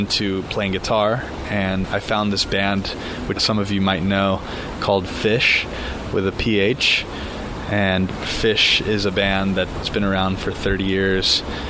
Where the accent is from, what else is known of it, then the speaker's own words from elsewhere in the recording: United States; because growing up in America, I didn't have the family infrastructure that I would have had in Argentina.